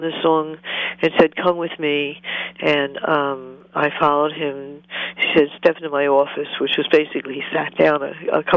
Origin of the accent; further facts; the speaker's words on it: Philadelphia, Pennsylvania, United States; moved away as an adult; also born or lived in Los Angeles; I was actually from Philadelphia, not L.A.